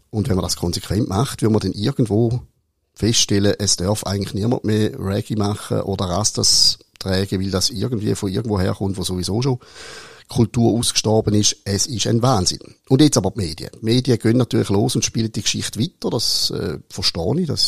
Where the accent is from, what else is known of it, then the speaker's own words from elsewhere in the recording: Switzerland; wenn ich als Schweizer ich sehe zwar ein bisschen aus wie ein Italiener, aber ich bin keiner.